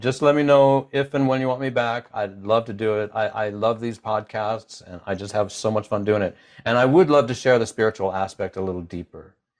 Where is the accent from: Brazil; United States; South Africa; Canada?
United States